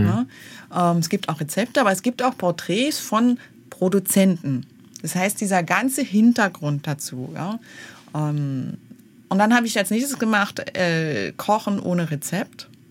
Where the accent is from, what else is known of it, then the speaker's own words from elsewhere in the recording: Berlin, Germany; also born or lived in Lake Constance, Bavaria; ich bin in West-Berlin aufgewachsen